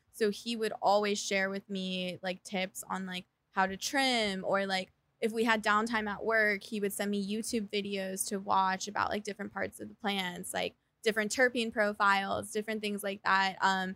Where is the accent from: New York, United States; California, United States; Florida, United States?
California, United States; Belmont; Belmont, California.